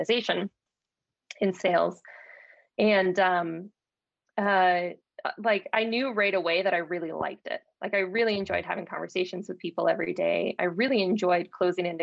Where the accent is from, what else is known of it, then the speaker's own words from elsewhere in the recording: Dallas, Texas, United States; moved away as an adult; also born or lived in Ithaca, New York / San Francisco, California; I grew up in Dallas, Texas, just outside of it in the suburb.